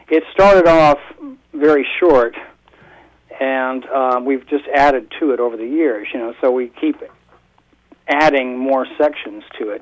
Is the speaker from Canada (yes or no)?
yes; Toronto, Ontario, Canada; moved away; also born or lived in Hawaii; I was born in Toronto